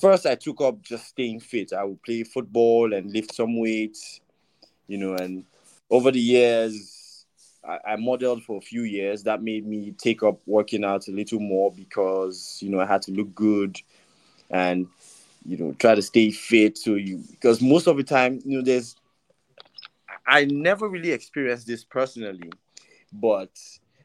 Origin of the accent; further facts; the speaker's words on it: Delta, Nigeria; also born or lived in Ogun State; I'm from Delta.